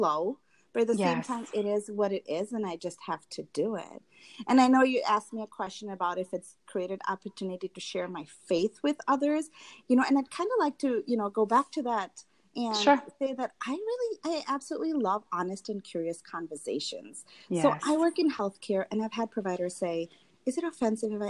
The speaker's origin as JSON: {"language": "English", "country": "Tanzania", "tie": "born or raised there", "moved": "as an adult", "lives_now": "United States", "said": "I grew up in Tanzania"}